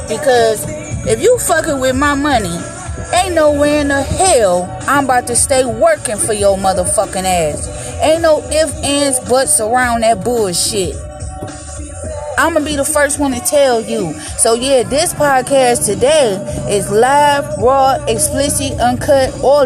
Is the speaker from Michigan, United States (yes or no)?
yes; Detroit, Michigan, United States; Back home in the D, in my hometown